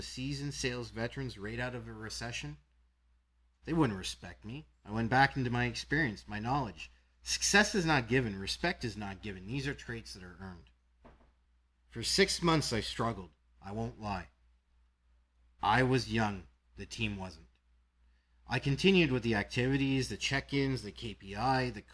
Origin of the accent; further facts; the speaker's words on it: Canada; I'm from Canada